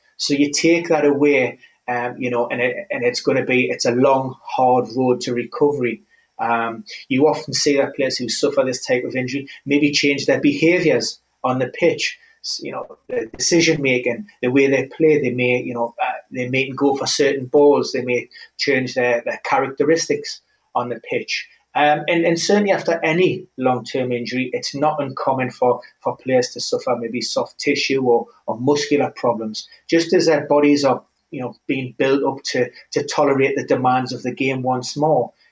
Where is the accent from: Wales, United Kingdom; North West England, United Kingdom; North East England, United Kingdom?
North East England, United Kingdom; Newcastle upon Tyne; Newcastle, my hometown club